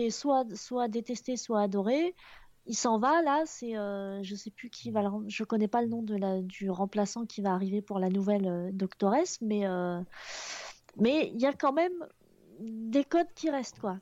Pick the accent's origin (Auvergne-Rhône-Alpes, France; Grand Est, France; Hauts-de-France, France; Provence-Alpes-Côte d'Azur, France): Hauts-de-France, France; Picardy; je viens de, des Hauts-de-France, mais ah je, je, tiens à la Picardie avant tout